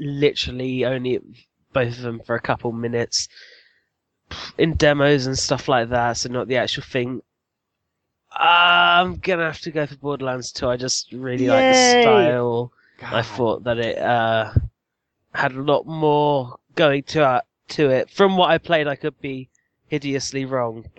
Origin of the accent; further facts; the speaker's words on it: United Kingdom; I'm the British person of that site